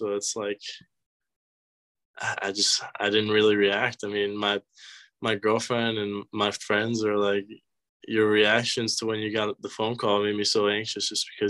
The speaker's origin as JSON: {"language": "English", "country": "Venezuela", "tie": "born or raised there", "also_born_or_lived": "Boynton Beach, United States / Scotland", "said": "I was born in Boynton Beach, then moved to Venezuela as soon as I turned one. And then when I was 6 years old, moved to Scotland."}